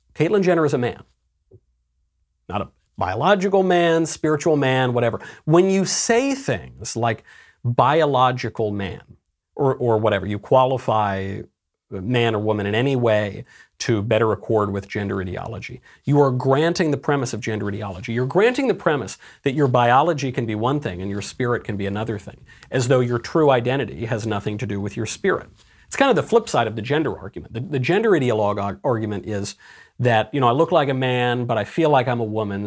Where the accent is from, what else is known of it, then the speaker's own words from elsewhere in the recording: New York, United States; moved away; I'm a New Yorker originally